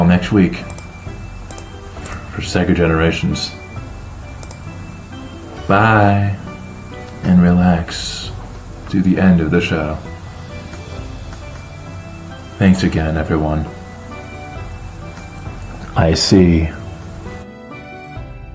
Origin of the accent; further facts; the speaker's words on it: United States; being American